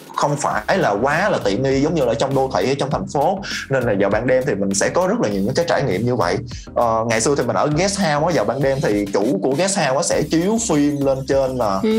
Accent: Vietnam; also born or lived in South Korea; mình là người Việt Nam

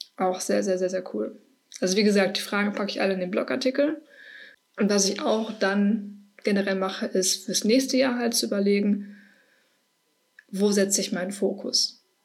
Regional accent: Herne, North Rhine-Westphalia, Germany; also ich komme aus Herne, vielleicht kennt das irgendwer, ich weiß nicht, aus dem Ruhrgebiet.

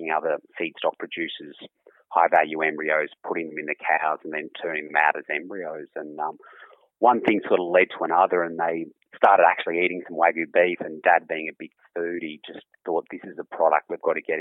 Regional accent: Aberfoyle, New South Wales, Australia; Mum and Dad have been here for over 40 years now. And, I was born here

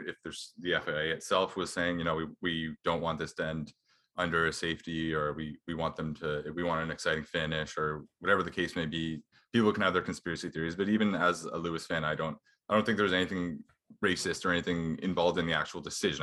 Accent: Canada; as Canadian

